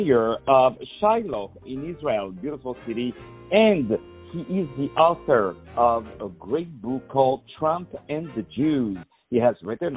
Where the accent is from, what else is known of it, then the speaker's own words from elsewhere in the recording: Morocco; Morocco, my home country